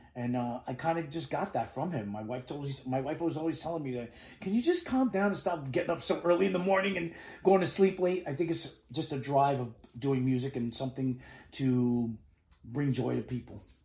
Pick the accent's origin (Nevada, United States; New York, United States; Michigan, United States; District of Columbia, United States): New York, United States; New York City; moved away as an adult; now in Miami, United States; I'm born and raised in New York City. So, a New Yorker, just like my father too